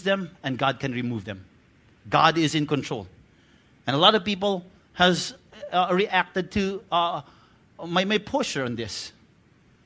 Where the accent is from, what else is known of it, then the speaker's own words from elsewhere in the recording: Bacolod, Western Visayas, Philippines; I'm from Bacolod